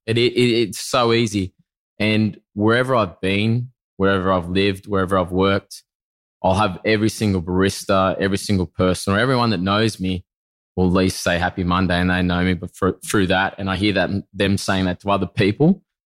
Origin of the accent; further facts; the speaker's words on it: Narromine, New South Wales, Australia; now in Bondi, Australia; originally a country boy from country New South Wales. From those that don't know, it's a town called Narromine